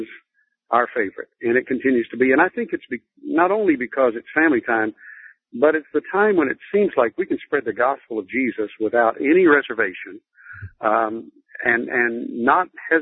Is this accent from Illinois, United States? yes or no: no; Lubbock, Texas, United States; I grew up in Lubbock, Texas, out on the plains of West Texas